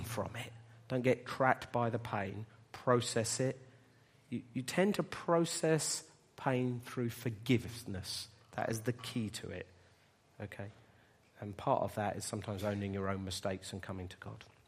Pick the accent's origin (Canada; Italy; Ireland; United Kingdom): United Kingdom; Bedford, East of England; moved away as an adult; We were gonna move, uh, away from Bedford, which is my hometown.